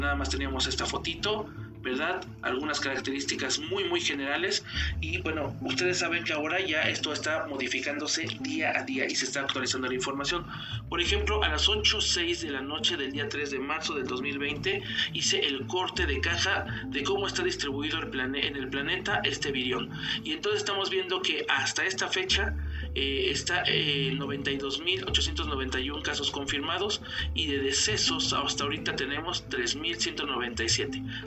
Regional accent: Mexico; en mi país, en México

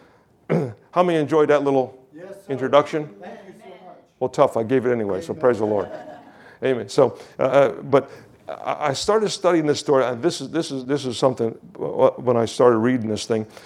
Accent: Kingston, New York, United States; I was from Kingston, New York, traveled to Shippingport, Pennsylvania.

